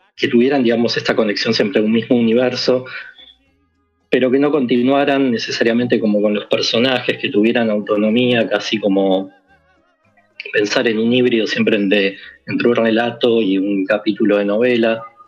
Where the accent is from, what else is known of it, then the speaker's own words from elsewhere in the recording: Quilmes, Buenos Aires Province, Argentina; yo soy de Quilmes